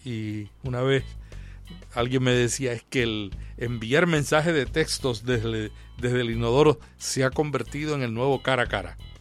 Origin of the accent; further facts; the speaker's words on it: Puerto Rico; En mi país, yo soy de Puerto Rico